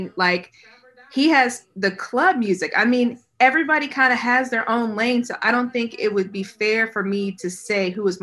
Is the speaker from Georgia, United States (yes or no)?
yes; Atlanta, Georgia, United States; I'm from here. Long story short, born and raised